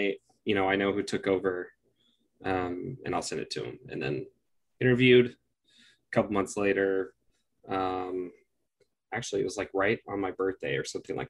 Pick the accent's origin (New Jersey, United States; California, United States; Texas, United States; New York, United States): Texas, United States; Austin; moved away as an adult; also born or lived in San Diego / San Francisco; I'm from Austin, Texas.